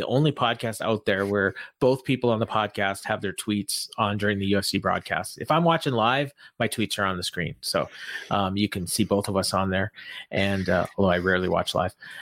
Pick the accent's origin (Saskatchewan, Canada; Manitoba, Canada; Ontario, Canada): Manitoba, Canada; Winnipeg; I'm from Winnipeg, and we have a long history of music here in the city.